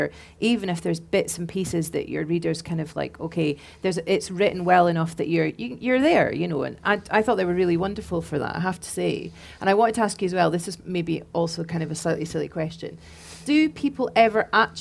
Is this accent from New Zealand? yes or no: no; Scotland, United Kingdom; also born or lived in Glasgow; I am Scottish and lived in Glasgow for quite a long time